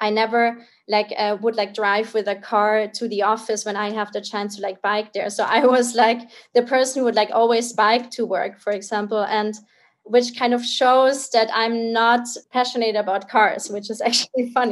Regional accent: Munich, Bavaria, Germany; I'm originally from Bavaria, like Munich in Germany

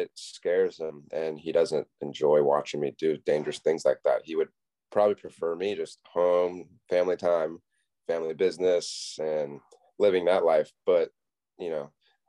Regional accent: Wrightsville Beach, North Carolina, United States; I was born and raised in Wrightsville Beach, North Carolina

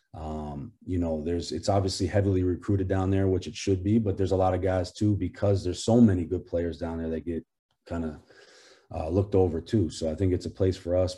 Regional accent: Portland, Maine, United States; I'm from Portland, Maine, which is about two hours south of where the campus is

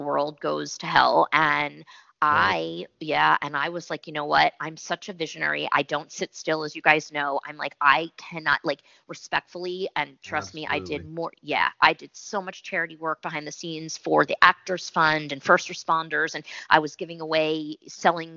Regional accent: New Jersey, United States; also born or lived in Philadelphia; I'm from Jersey, so I get to talk a little like, you know, yes. So I get to do that jerk since I'm half from Jersey, Philly and Jersey

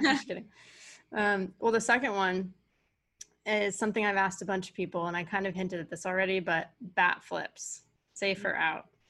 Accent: California, United States; moved away; also born or lived in Connecticut; I'm a California girl and I moved to Connecticut

